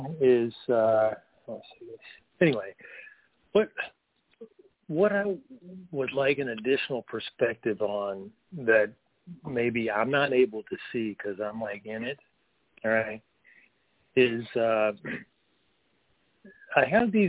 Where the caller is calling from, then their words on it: North Carolina, United States; I'm in the mountains of North Carolina.